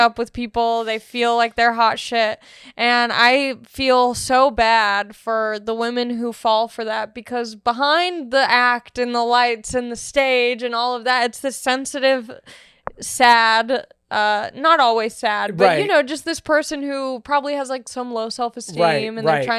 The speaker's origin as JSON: {"language": "English", "town": "Long Beach", "region": "California", "country": "United States", "said": "No, I'm from Long Beach."}